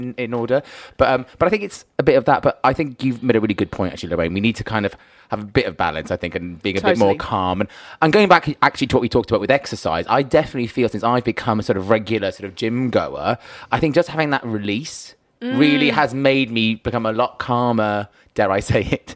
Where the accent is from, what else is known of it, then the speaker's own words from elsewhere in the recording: Wales, United Kingdom; now in London, United Kingdom; I'm from Wales originally. When I go home and I walk around with my mum or my dad back home